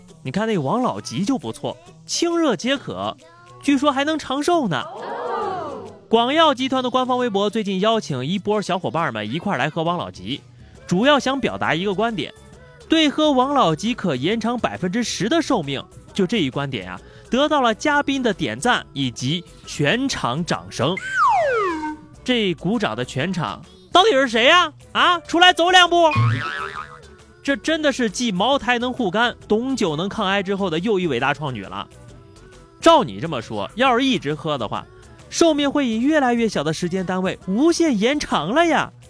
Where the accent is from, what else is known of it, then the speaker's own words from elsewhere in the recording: northern China, China; 因为我是北方人，